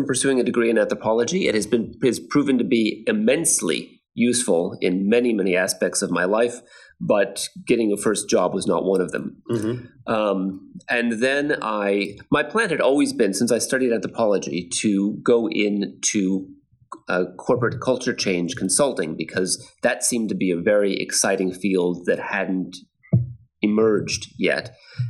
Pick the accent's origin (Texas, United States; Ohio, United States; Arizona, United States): Texas, United States; born or raised there; moved away as an adult; also born or lived in Eugene, Oregon; now in Krakow, Poland